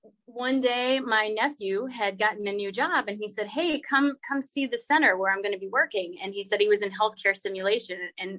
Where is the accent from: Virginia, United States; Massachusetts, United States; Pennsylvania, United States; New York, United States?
Virginia, United States; also born or lived in Alaska / Texas / South Carolina; I was born in Virginia, but my dad was in the Air Force. So I traveled a lot as a kid. I lived in Alaska for a while. I lived in Texas for a while, South Carolina.